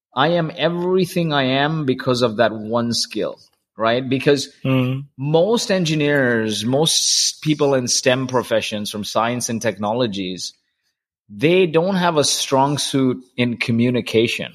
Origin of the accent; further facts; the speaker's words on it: Kuwait; I grew up in Kuwait